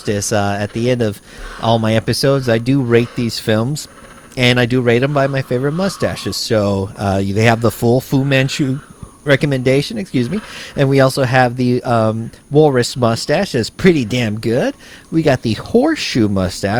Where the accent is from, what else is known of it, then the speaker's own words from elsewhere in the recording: United States; growing up in the United States that has, you know, having some sort of Mexican heritage. So when I learned about Chicano, I was like, yeah, that's exactly what I am.